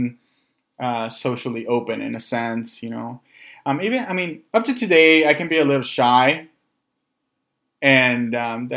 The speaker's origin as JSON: {"language": "English", "town": "Los Angeles", "region": "California", "country": "United States", "tie": "born or raised there", "also_born_or_lived": "San Jose, California", "moved": "as an adult", "lives_now": "Bay Area, United States", "said": "I grew up in North Hollywood, and I came up here to the Bay Area for school"}